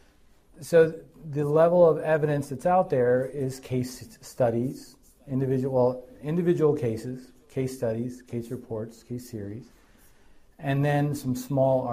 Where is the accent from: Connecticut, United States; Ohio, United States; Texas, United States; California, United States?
Connecticut, United States; Hartford; moved away as an adult; also born or lived in Boston / New York City; now in Connecticut, United States; I grew up in Hartford and then spent my time up in Boston.